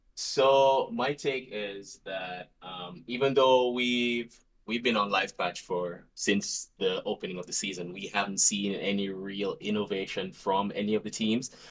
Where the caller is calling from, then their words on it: Jamaica; I'm actually calling from Jamaica